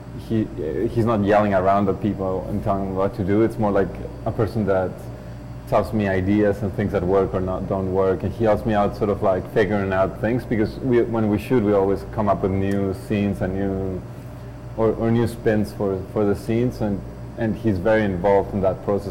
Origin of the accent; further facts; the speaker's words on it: Mexico; moved away as an adult; now in Canada; I'm Mexican and I'm Canadian